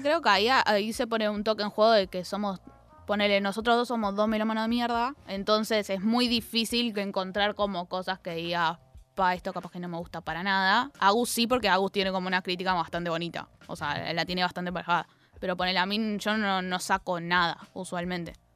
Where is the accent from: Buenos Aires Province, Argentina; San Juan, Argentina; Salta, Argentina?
Buenos Aires Province, Argentina; Zona Sur; soy de Zona Sur. Entonces, cada vez que me vengo a Capital tengo dos horitas